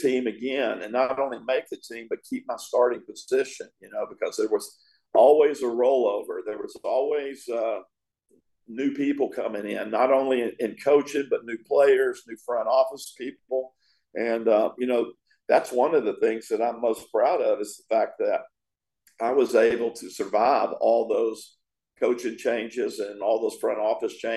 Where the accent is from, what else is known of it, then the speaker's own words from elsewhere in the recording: East Texas, United States; moved away as an adult; also born or lived in Tampa Bay, Florida; I was a kid from East Texas.